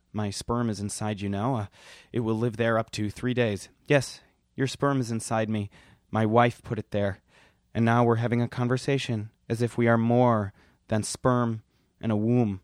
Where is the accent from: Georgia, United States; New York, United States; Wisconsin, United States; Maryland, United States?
Wisconsin, United States; Milwaukee; I'm from Milwaukee